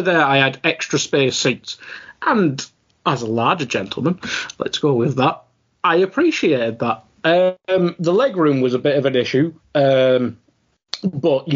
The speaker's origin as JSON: {"language": "English", "region": "England", "country": "United Kingdom", "said": "I suppose I'm from England"}